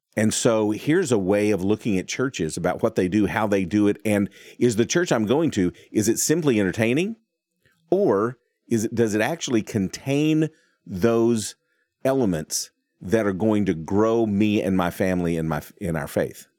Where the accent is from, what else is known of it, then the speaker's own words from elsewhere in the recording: Texas, United States; I'm from Texas.